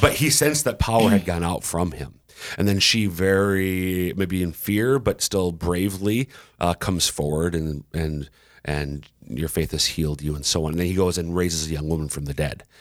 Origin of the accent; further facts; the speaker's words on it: Minnesota, United States; now in South Dakota, United States; I'm originally from Minnesota